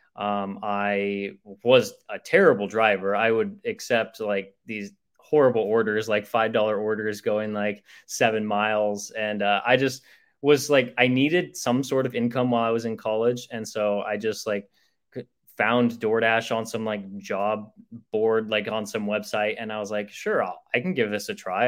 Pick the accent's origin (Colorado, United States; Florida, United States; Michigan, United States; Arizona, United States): Arizona, United States; Chandler; I grew up in in Chandler, so it was uh, about like 30 minutes away from like downtown Phoenix